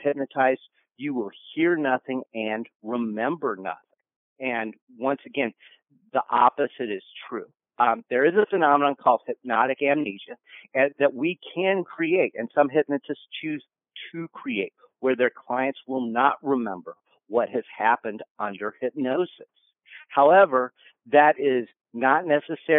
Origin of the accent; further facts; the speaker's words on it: Kansas, United States; moved away; I'm originally from Kansas. As a result, I was told that it was my patriotic duty as a Kansan to watch The Wizard of Oz growing up 987 times